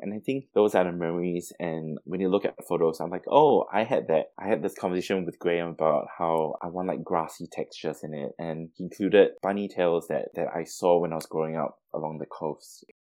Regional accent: Singapore; moved away as an adult; now in Melbourne, Australia; So I was born and raised in Singapore, and I came to Melbourne primarily to finish off my university degree in architecture.

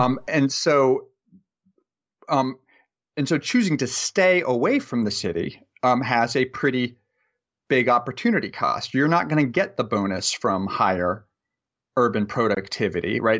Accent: Marshalltown, Iowa, United States; moved away; my hometown, which I talk about a lot in the, the paper Marshalltown, Iowa

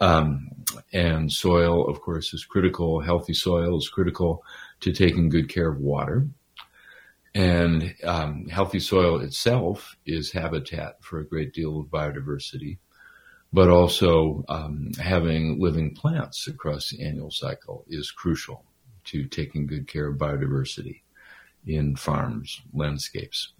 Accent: Minnesota, United States; I'm from Minnesota originally.

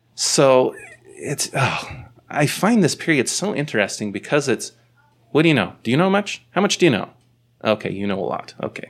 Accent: Bountiful, Utah, United States; I'm from Bountiful

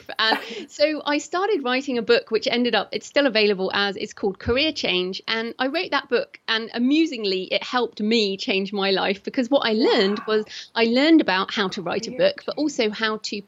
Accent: United Kingdom; accent: British; I'm British. So if people are wondering what my accent is, that's what it is

